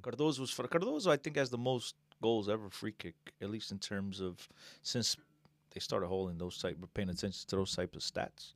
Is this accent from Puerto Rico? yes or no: no; Aveiro District, Portugal; moved away; my home state, whatever Aveiro